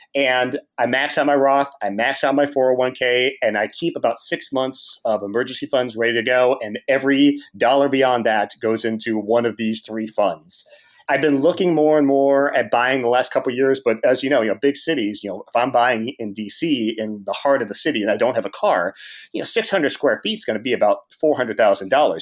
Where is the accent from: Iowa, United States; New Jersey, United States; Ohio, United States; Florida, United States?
Ohio, United States; Cincinnati; now in Washington, D.C., United States; I'm from Cincinnati